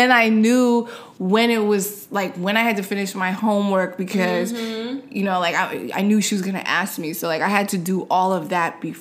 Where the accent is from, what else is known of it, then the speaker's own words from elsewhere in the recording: New York City, New York, United States; I grew up in New York City